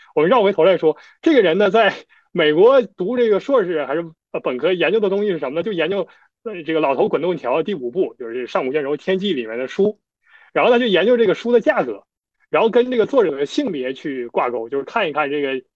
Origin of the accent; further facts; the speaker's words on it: China; 我，我作为一个中国人